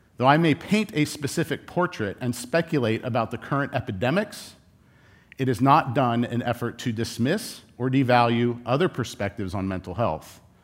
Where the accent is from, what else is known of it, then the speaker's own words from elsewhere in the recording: Southern California, United States; I grew up in Southern California.